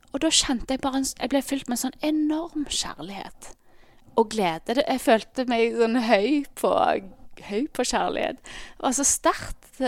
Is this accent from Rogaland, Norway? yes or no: yes; Ålgård, Rogaland, Norway; now in Bergen, Norway; Eh, men jeg er egentlig fra Ålgård, som er ja, halvtimes tid ut Stavanger.